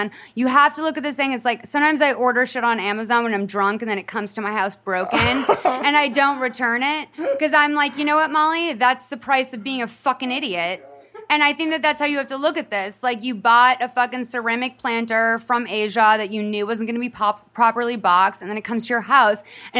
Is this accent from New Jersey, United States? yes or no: no; Massachusetts, United States; an Irish Catholic girl growing up in Massachusetts.